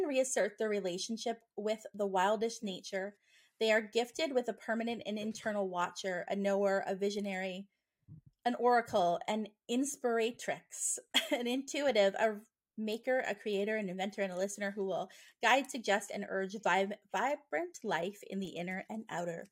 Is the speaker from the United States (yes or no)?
no; Nova Scotia, Canada; I'm from Nova Scotia.